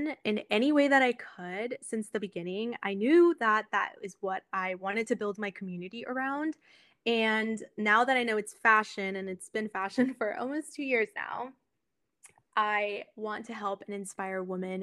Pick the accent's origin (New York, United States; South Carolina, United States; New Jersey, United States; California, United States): California, United States; Monterey; I was born and raised in Monterey, California. So it is a small town in Northern California.